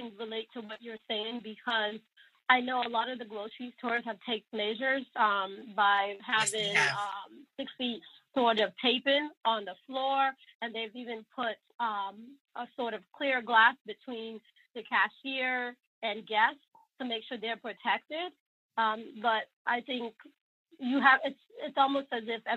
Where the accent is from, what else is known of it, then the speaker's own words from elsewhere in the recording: Sierra Leone; also born or lived in Northern Virginia, United States / Boston, United States; now in Washington, D.C., United States; So I'm from Sierra Leone. I spent more than half of my life still in the States, in Northern Virginia, a little bit of time in Boston as well